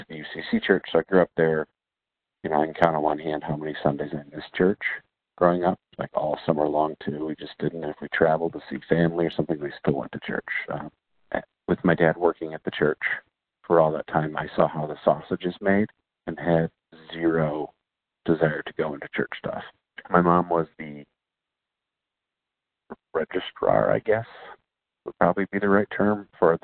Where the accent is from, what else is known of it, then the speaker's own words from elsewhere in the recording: Michigan, United States; I grew up in Michigan in the church